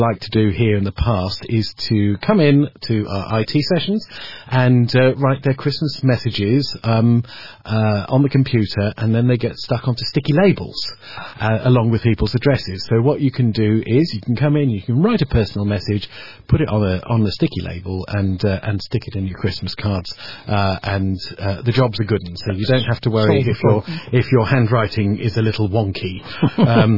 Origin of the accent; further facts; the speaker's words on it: Marston Green, West Midlands, United Kingdom; I was born in Marston Green